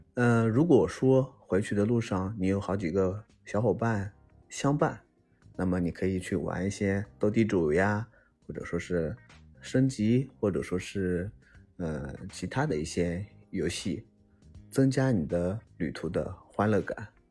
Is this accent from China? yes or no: yes; China; 对于我们中国人来说，很熟悉的春运